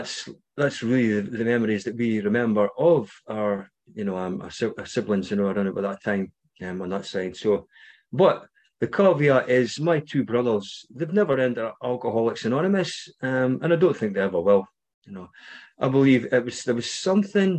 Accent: Scotland, United Kingdom; you might recognise my accent, maybe not. I'm from Scotland.

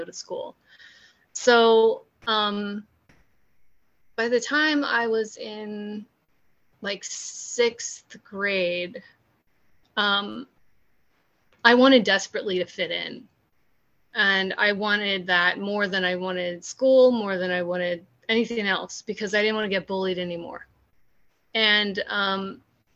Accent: California, United States; moved away as an adult; also born or lived in New York City; I'm from California originally, so in California

